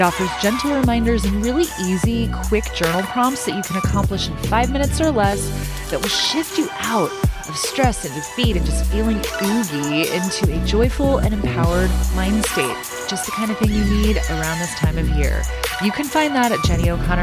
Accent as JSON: {"language": "English", "town": "Redlands", "region": "California", "country": "United States", "tie": "born or raised there", "said": "my hometown"}